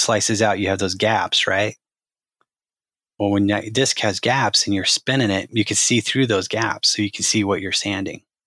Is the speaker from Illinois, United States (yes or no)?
no; Arizona, United States; I grew up in Arizona